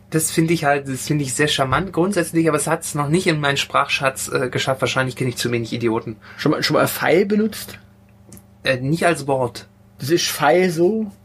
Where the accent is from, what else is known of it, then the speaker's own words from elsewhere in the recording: Rhineland, Germany; Ja, ja, aber weißt du, ich bin ja Rheinländer und da gibt es sowas nicht. Für mich ist das Stuttgart.